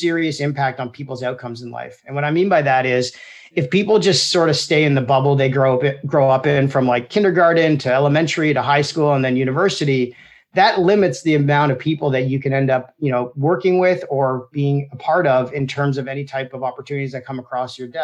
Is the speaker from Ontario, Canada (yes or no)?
yes; Toronto, Ontario, Canada; My dad owned a fruit and vegetable market in Toronto